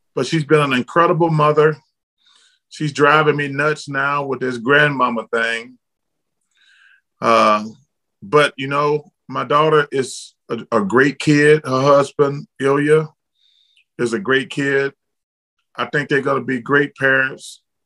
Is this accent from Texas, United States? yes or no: no; Alabama, United States; I'm from Alabama